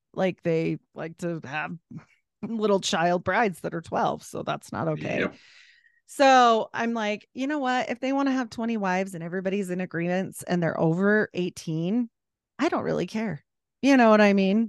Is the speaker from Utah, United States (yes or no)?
yes; Utah, United States; also born or lived in Idaho; We moved away from Idaho and back to Utah